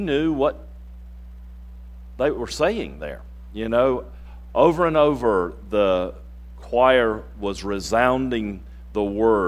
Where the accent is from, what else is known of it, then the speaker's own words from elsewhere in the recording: North Carolina, United States; moved away; I grew up in North Carolina.